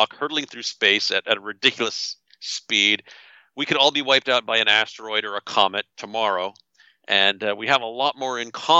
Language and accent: English; Canada; I'm from Canada. I'm not an American